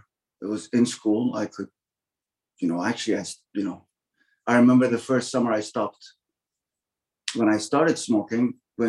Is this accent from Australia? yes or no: no; Toronto, Ontario, Canada; So yeah, I lived in Toronto, and I grew up in Scarborough partly, and in the West End of Toronto.